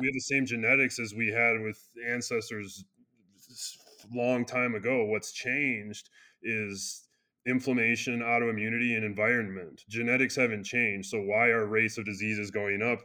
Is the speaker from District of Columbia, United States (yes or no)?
no; Wisconsin, United States; now in Colorado, United States; I'm from Wisconsin.